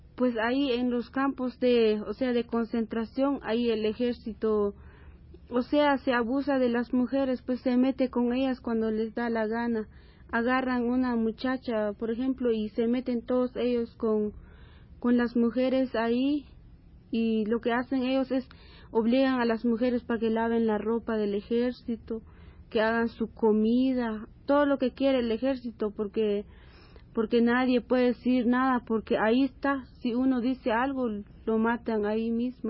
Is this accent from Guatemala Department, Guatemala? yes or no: no; Nebaj, Quiché, Guatemala; moved away; en mi pueblo, donde nací